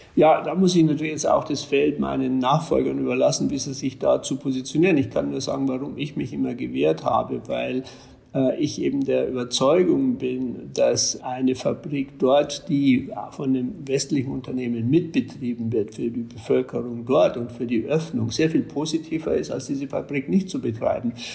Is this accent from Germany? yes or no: yes; Germany; als Deutsche